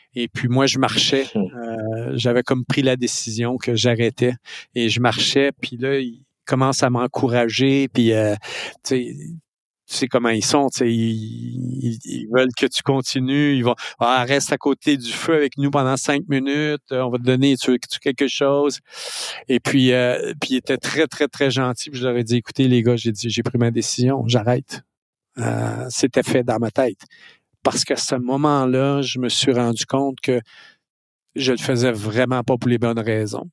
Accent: Lac-Mégantic, Quebec, Canada; je suis né à Mégantic

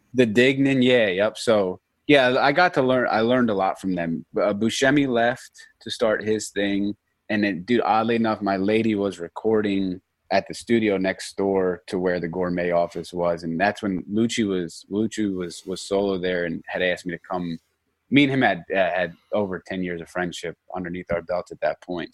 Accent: Norristown, Pennsylvania, United States; I'm from Norristown, Pennsylvania

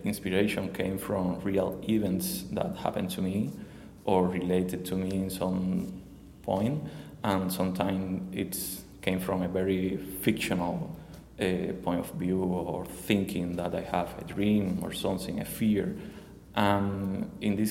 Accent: Cuba; English is a second language; moved away as an adult; now in Miami, United States; I emigrated from Cuba, my country, like 3 years and a half ago.

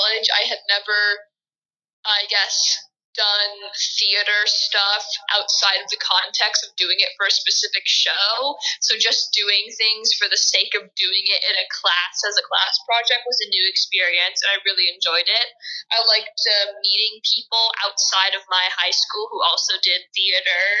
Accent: California, United States; moved away as an adult; now in Pennsylvania, United States; I'm from California. I lived there my entire life.

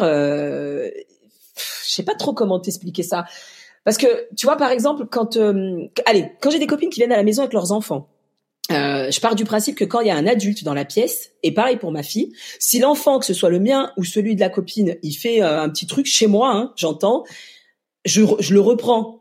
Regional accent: Lyon, Auvergne-Rhône-Alpes, France; also born or lived in Mali; je suis lyonnaise

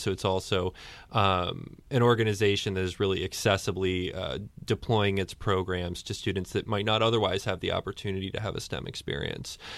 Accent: Storrs, Connecticut, United States; I, I grew up in Storyce

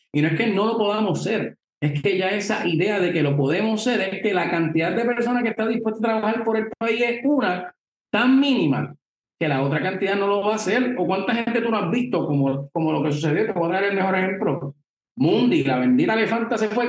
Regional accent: Puerto Rico; nosotros como puertorriqueños

